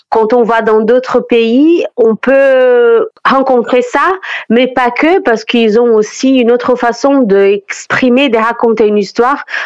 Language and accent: French; Brazil; French is a second language; moved away; je suis brésilienne.